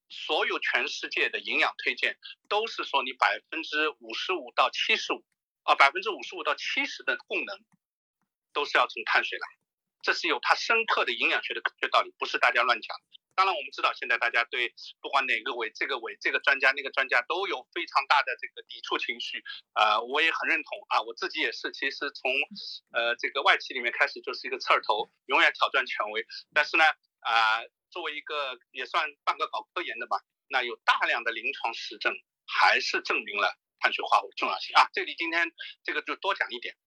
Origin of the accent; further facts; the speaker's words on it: Shanghai, China; 我上海人啊